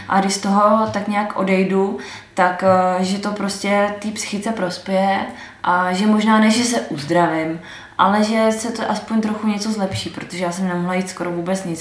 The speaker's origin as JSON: {"language": "Czech", "area": "Moravia", "region": "Vysočina Region", "country": "Czechia", "also_born_or_lived": "Slovakia", "said": "Tak já jsem původem Moravanda z Vysočiny."}